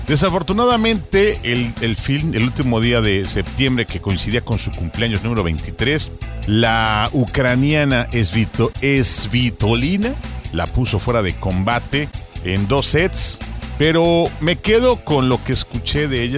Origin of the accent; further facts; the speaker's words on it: Mexico; en nuestro querido México